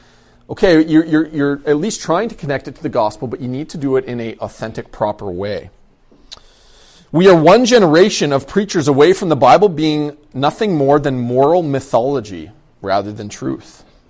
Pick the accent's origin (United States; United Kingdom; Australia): United Kingdom; London; I grew up in London. I grew up in a Central Baptist church in London. When I was probably around 12 or 13, we moved out to the outside of the city